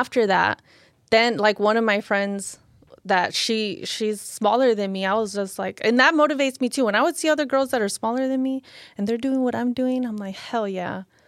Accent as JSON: {"language": "English", "town": "Lynwood", "region": "California", "country": "United States", "tie": "born or raised there", "said": "I grew up in Linwood."}